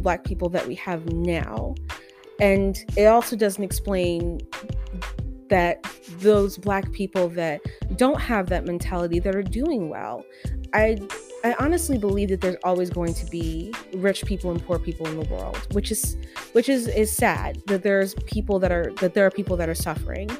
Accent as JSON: {"language": "English", "country": "United States", "said": "I'm an American."}